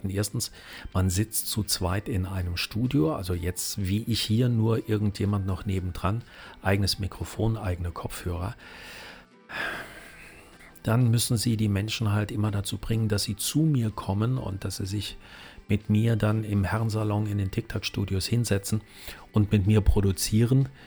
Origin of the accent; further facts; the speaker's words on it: Saarland, Germany; accent: Saarland; aber auch mir merkt man immer noch an als altem Saarländer dieses Sch -Sch Problem, die Kirche